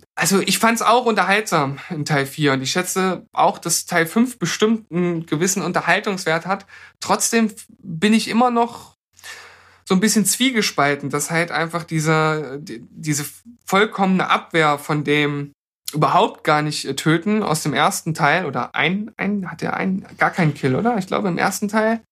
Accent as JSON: {"language": "German", "country": "Germany", "said": "wir als Deutsche"}